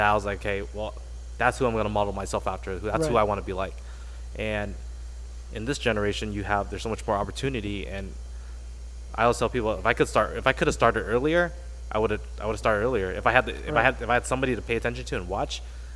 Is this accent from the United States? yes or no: yes; Westminster, California, United States; I grew up in Little Saigon, which is Orange County